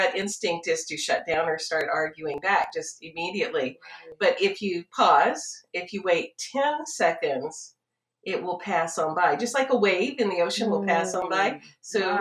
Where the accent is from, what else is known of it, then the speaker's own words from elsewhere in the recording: United States; we're an American competitive culture